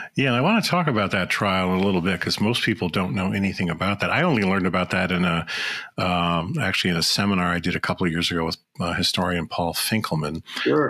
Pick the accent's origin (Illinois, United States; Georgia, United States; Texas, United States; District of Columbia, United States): Illinois, United States; Chicago; moved away as an adult; now in Minnesota, United States; I grew up in the suburbs of Chicago.